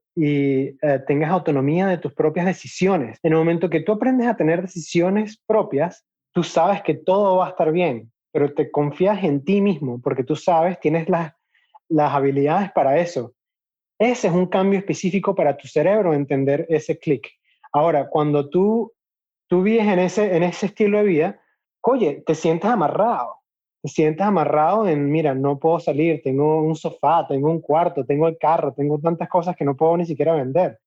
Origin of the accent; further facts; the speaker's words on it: Venezuela; moved away; also born or lived in Chicago / Utah; ya yo no vivo en Venezuela, ya yo no puedo llamar Venezuela mi casa